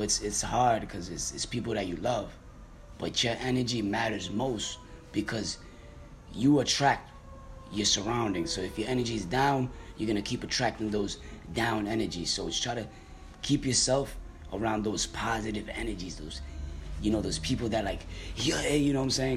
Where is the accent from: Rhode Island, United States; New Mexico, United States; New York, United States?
Rhode Island, United States; Providence; also born or lived in Dominican Republic; now in New Jersey, United States; I originally grew up in Providence, Rhode Island.